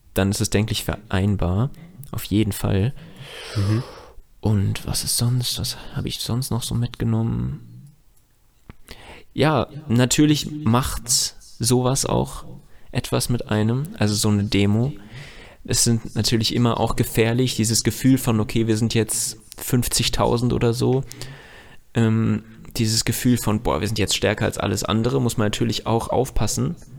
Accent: Germany; weil ich hier aufgewachsen bin

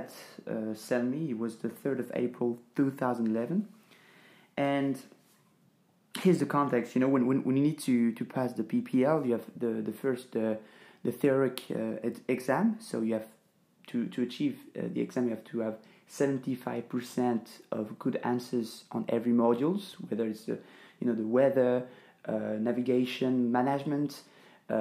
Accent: France; English is a second language; moved away as an adult; now in Ängelholm, Sweden; I'm this French guy that is working in Sweden

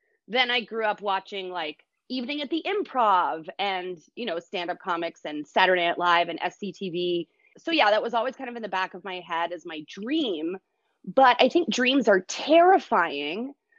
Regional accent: Brazil; born there; I was born in Brazil, and I lived in a bunch of different countries.

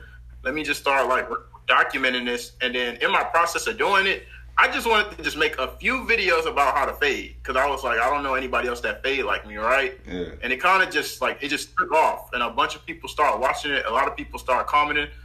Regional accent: Houston, Texas, United States; I'm from Houston, Texas

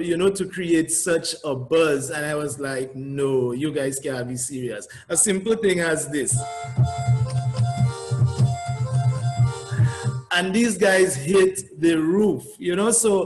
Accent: Dominica; accent: Dominican; I had that Dominican accent

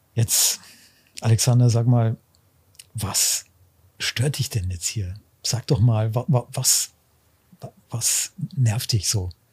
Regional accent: Augsburg, Bavaria, Germany; also born or lived in Bamberg / Munich / Washington, D.C.; ich bin seit ich drei bin dann in Augsburg äh, gewesen

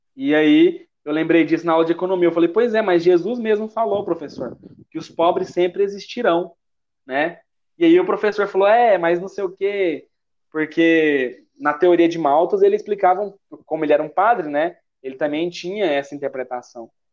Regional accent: Goiás, Brazil; accent: goiano; Sendo bem goiano aqui

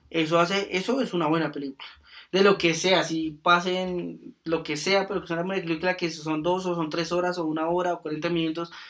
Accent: Colombia; somos colombianos

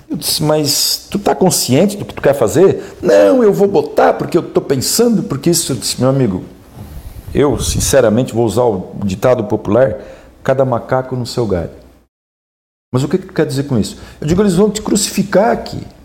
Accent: Pomerode, Santa Catarina, Brazil; born or raised there; now in Braço do Norte, Brazil

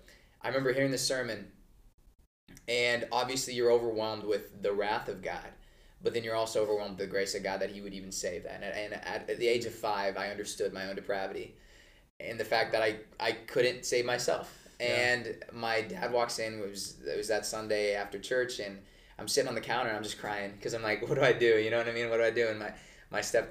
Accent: Oregon, United States; moved away as an adult; now in Phoenix, United States; I'm from Oregon

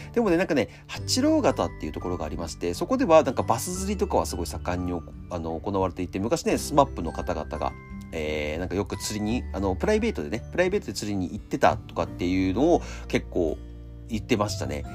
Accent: Akita, Japan; moved away; 秋田県出身

